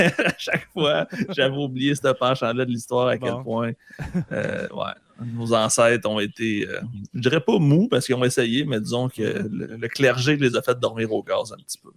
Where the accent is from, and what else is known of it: Quebec, Canada